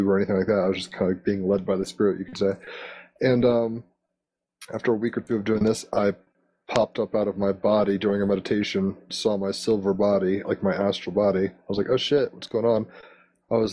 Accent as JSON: {"language": "English", "region": "Virginia", "country": "United States", "also_born_or_lived": "Honolulu, Hawaii", "said": "I'm from the East Coast of America, from Virginia and all around the Mid-Atlantic"}